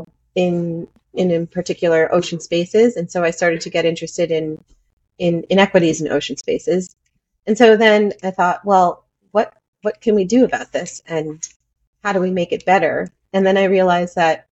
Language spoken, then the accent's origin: English; United States; moved away as an adult; now in Panama; I'm from the United States